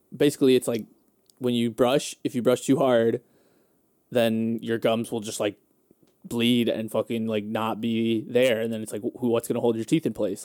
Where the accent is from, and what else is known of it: Hammond, Indiana, United States